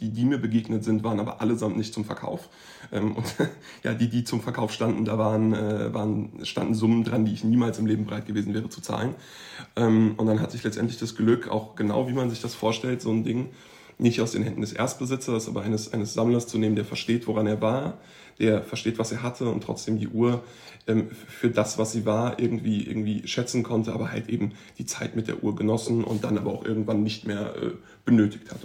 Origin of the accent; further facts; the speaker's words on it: Frankfurt, Hesse, Germany; ich bin ja eigentlich äh, gebürtiger Frankfurter